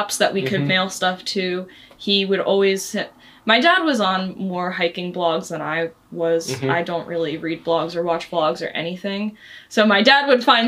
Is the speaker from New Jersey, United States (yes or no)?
yes; New Jersey, United States; I grew up in New Jersey and we would go on hikes in the Delaware Water Gap a lot